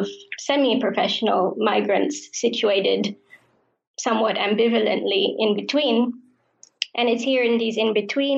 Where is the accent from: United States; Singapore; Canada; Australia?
Singapore; I was born in Singapore to parents who migrated there from India and grew up in a society that is essentially created and shaped by diverse migrants.